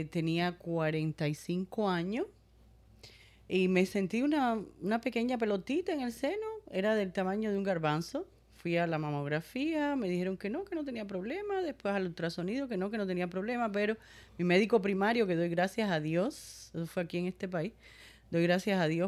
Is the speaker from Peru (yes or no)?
no; Cuba; Yo soy cubana.